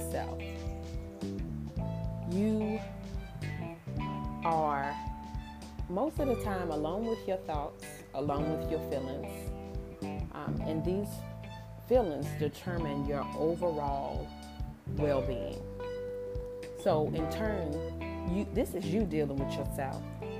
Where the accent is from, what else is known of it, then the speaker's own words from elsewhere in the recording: New Zealand; I'm Kiwi.